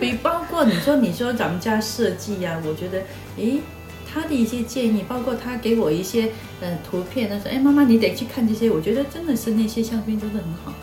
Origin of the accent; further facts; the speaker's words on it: Shantou, Guangdong, China; 那当然是我家乡了，汕头市。那大概是比较休闲的一个城市